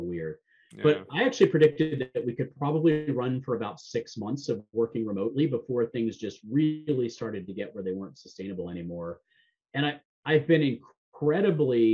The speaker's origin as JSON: {"language": "English", "region": "Florida", "country": "United States", "tie": "born or raised there", "said": "I grew up in Florida"}